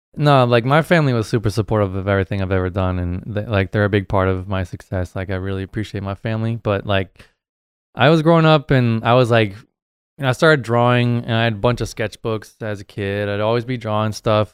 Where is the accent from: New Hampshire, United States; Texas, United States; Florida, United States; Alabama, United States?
New Hampshire, United States; I grew up in New Hampshire, um, on the East Coast there